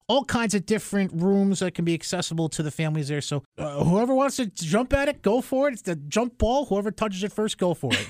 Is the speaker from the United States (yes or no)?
yes; Albany, New York, United States; somebody who lived in Albany, born and raised, uh, lived there the first, oh, thirty years of my life